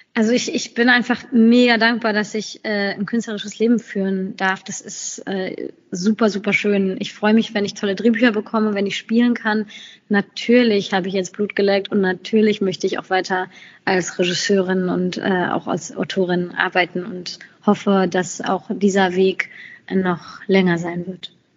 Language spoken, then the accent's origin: German; Germany; dass Deutschland äh, ist, ist auch meine berufliche Heimat